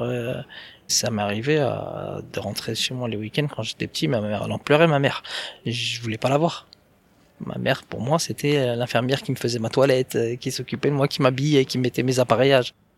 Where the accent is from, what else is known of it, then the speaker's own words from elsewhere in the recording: Vitry-sur-Seine, Île-de-France, France; je vais rester chez moi à Vitry avec ma famille